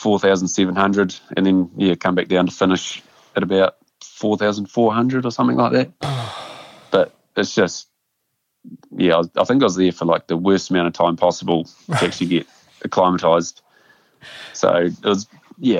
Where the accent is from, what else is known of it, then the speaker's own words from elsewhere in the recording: Amberley, Canterbury, New Zealand; I grew up in Ambley, which is just a small rural town